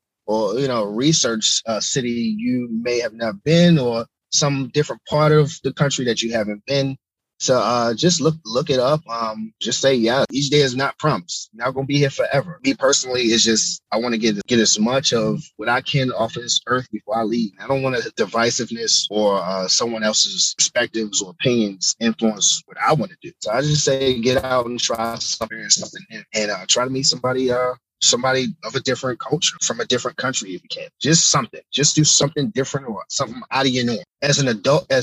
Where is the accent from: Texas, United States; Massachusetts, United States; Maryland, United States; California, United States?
Maryland, United States; Baltimore; my hometown, Baltimore